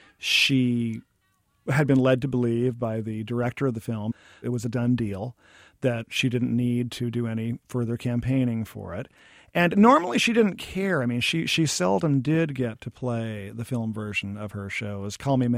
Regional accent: Oregon, United States; When I was a kid growing up in Oregon

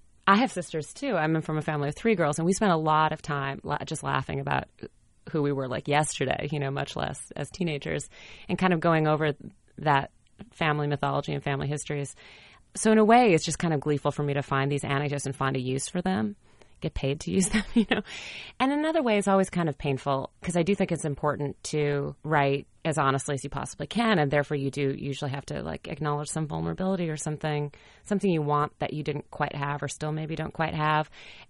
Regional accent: Fargo, North Dakota, United States; I'm from Fargo, North Dakota, and this pageant I was in when I was a teenager

